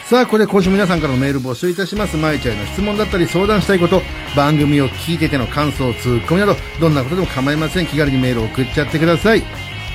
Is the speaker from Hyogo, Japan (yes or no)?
no; Tateyama/Wada area, Chiba, Japan; その隣がうちの地元の